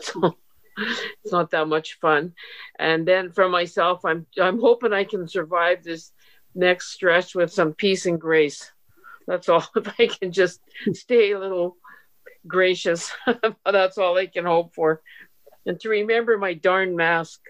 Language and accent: English; Canada; I'm a Canadian. I live in Canada.